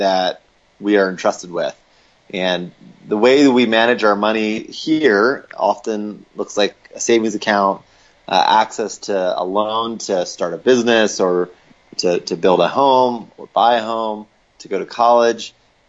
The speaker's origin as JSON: {"language": "English", "town": "Lancaster", "region": "Pennsylvania", "country": "United States", "tie": "born or raised there", "moved": "as an adult", "lives_now": "Denver, United States", "said": "I grew up in Lancaster, Pennsylvania, so an Amish country, and moved out here to get married to my wife, Allie, in 2008, and have been in Denver since then"}